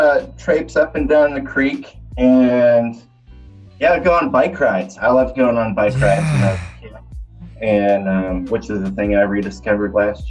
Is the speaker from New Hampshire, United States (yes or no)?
no; New York, United States; accent: Western New York/Southern hybrid; also born or lived in Kentucky; No, I'm originally from Western New York State, but I lived in Kentucky for a very long time. Long enough to meld my redneck Western New York accent to Southern, sort of Kentucky fried accent.